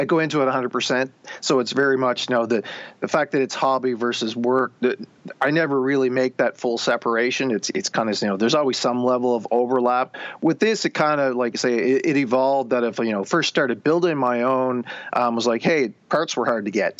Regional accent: rural Nova Scotia, Canada; also born or lived in Alberta; now in Halifax, Canada; I had grown up in rural Nova Scotia

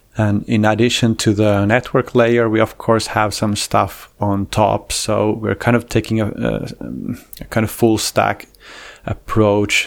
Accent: Finland; I'm a Finnish guy.

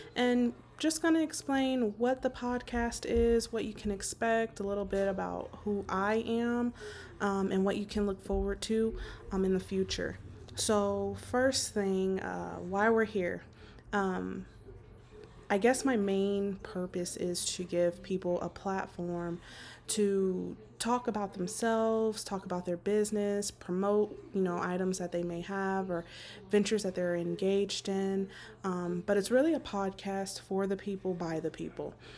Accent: Las Vegas, Nevada, United States; born and raised in Las Vegas, Nevada, uh, soon to be relocating to North Carolina.

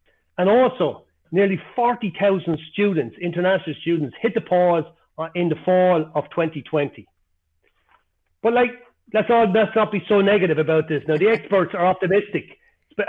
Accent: Ireland; accent: Irish; moved away as an adult; also born or lived in Spain / United Kingdom; now in United States; I never lost my Irish accent

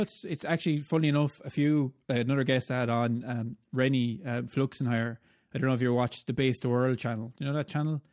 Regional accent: Ireland; accent: Irish; the guy with the Irish accent

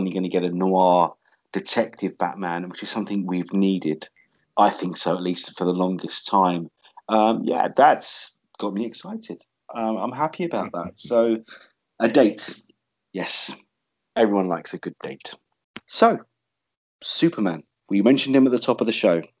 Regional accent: London, United Kingdom; London, my hometown.

